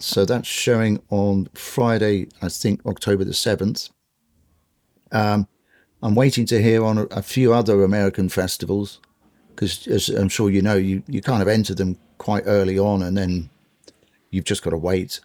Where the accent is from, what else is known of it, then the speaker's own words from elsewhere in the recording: London, United Kingdom; I grew up in sort of West London in the suburbs